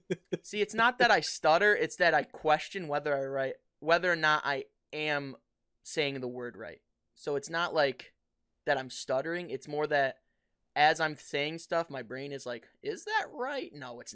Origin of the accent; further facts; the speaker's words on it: New York, United States; lived here 18 years, never even been there.